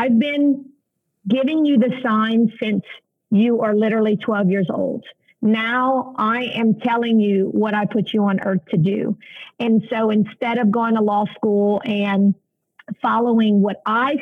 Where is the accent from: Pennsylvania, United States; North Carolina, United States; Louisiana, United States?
Louisiana, United States; Abbeville; I was born and raised in Abbeville, Louisiana on a small crawfish and rice farm